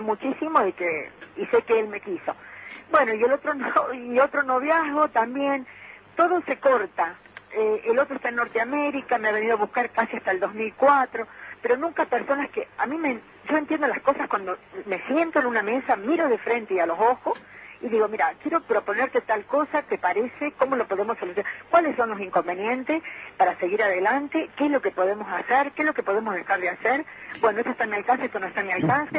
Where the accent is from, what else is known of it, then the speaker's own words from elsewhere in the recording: Córdoba, Argentina; now in Tucumán, Argentina; soy de Córdoba, pero estoy viviendo en Tucumán